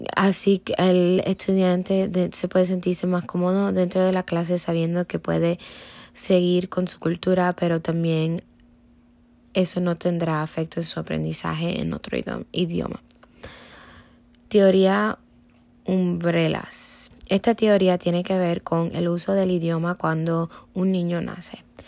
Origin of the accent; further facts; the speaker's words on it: Cuba; first language Spanish; moved away; yo nací en Cuba y solamente escuché personas que hablaban español. Esto me facilitó el aprendizaje del español porque era el único idioma